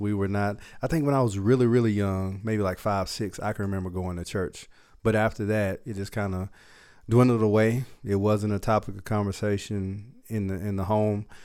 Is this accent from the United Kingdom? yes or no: no; Dallas, Texas, United States; Dallas, Texas is my hometown, uh, the area where we are now. So, um, I grew up in South Dallas